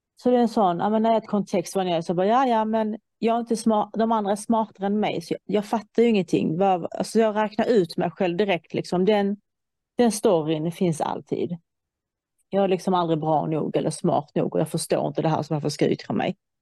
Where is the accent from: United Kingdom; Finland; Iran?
Iran; now in Sweden; jag kommer från Iran